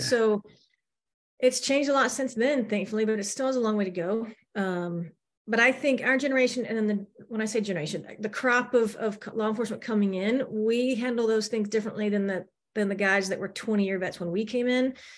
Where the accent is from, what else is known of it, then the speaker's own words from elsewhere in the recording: the South, United States; also born or lived in Manhattan, New York / North Central Florida; we're from the South, that's where our family is